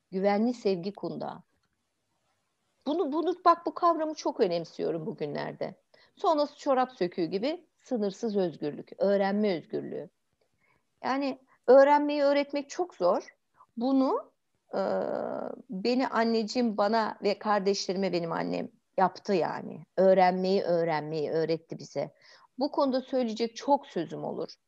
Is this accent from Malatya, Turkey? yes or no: no; Istanbul, Turkey; biz büyük şehir çocuklarıyız ya. İşte İstanbul'da büyümüşüz apartmanların arasında falan böyle.